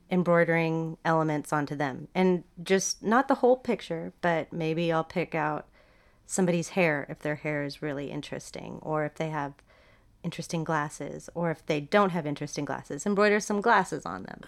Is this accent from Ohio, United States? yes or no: no; Dallas, Texas, United States; also born or lived in Hong Kong / Seattle; now in Austin, United States; I grew up in D F